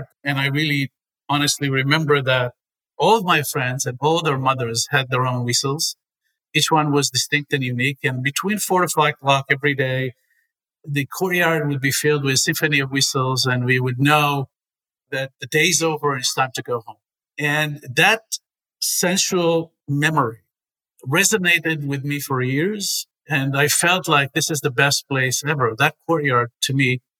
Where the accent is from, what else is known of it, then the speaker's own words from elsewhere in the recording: Israel; moved away as an adult; also born or lived in Beersheba, Israel; now in New York City, United States; I was born in Israel